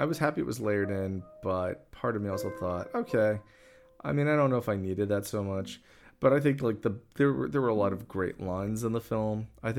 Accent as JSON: {"language": "English", "region": "New York", "country": "United States", "said": "it's because I'm from New York"}